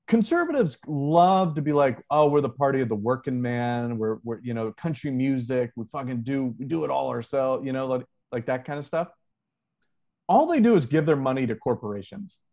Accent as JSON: {"language": "English", "region": "Ohio", "country": "United States", "tie": "born or raised there", "moved": "yes", "said": "my home state of Ohio"}